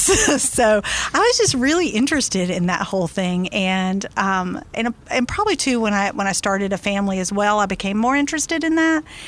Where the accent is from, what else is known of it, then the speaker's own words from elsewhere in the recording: Tallahassee, Florida, United States; which is actually in my hometown